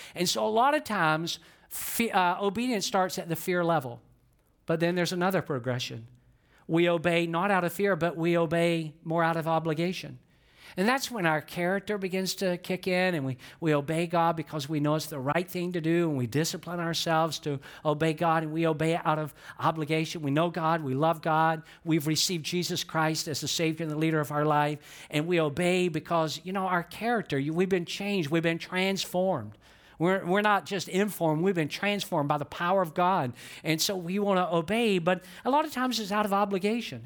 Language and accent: English; Georgia, United States; I'm from Georgia, and some of you never dreamed you could hear somebody from Georgia talk this fast